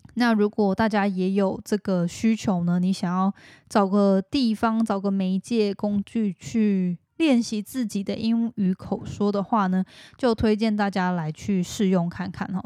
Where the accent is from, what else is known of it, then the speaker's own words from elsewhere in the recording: Taiwan; moved away as an adult; also born or lived in United States; 虽然说我本身是来自台湾之类的，然后但是在美国住过什么的